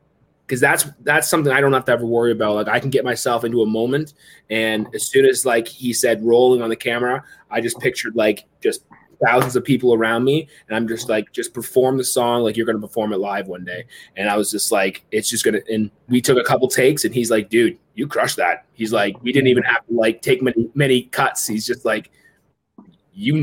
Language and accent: English; Waterdown, Ontario, Canada; my hometown. It was like a little skating loop in Waterdown